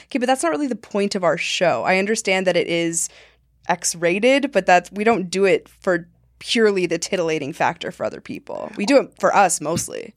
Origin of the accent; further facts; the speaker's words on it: Montana, United States; moved away; I grew up in Montana